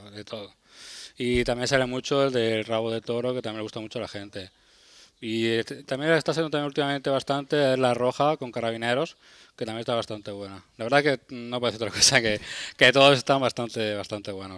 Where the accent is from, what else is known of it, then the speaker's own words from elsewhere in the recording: Berja, Andalusia, Spain; now in Almería, Spain; yo soy de, de aquí de Almería, soy de un pueblecito, de Berja, pero llevo también muchos años aquí en Almería Capital